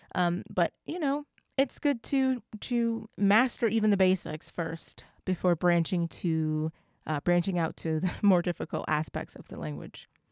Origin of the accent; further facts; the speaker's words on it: United States; I'm not African. Nobody in my family is from Africa. I'm from the United States